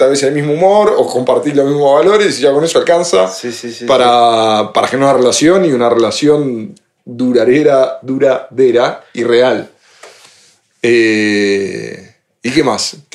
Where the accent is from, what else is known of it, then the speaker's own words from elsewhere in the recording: Spain; Le digo, dale, vamos, conocemos gente, somos españoles